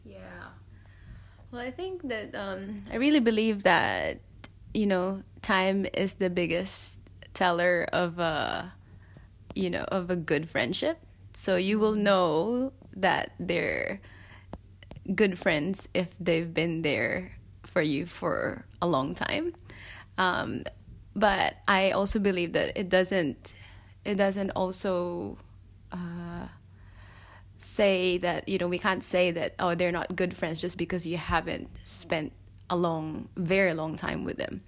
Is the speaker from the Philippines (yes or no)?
yes; Philippines; moved away as an adult; now in Melbourne, Australia; I'm Filipino